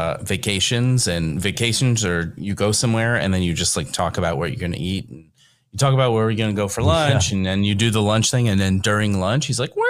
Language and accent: English; Kentucky, United States; So I grew up in Kentucky, but I was like across the river from Cincinnati and very connected to that kind of urban area.